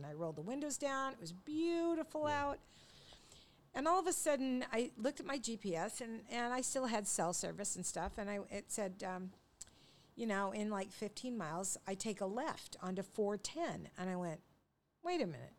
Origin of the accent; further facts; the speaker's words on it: Longview, Washington, United States; I grew up in Longview, Washington